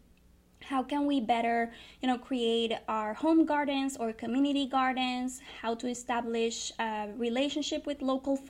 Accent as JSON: {"language": "English", "town": "Río Grande", "country": "Puerto Rico", "tie": "born or raised there", "said": "I come from Puerto Rico. I was born and raised in Rio Grande."}